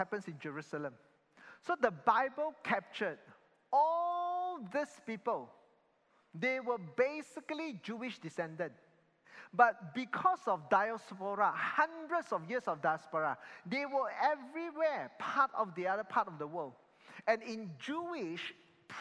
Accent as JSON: {"language": "English", "country": "Malaysia", "said": "I'm Chinese and then I'm in Malaysia. So now I'm Malaysian Chinese"}